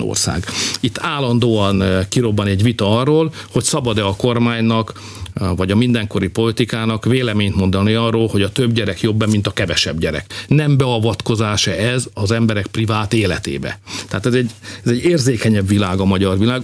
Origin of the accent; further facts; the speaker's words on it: Hungary; magyarok vagyunk